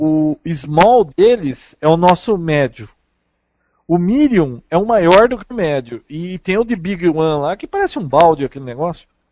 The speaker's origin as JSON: {"language": "Portuguese", "country": "Brazil", "said": "Sou do Brasil"}